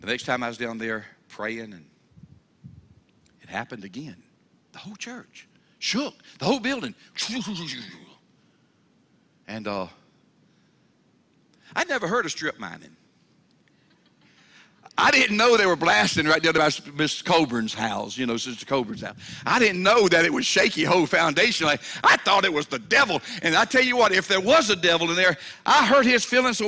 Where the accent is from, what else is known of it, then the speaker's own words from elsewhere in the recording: Mobile, Alabama, United States; I'm from Mobile, Alabama, okay? We're down there around the water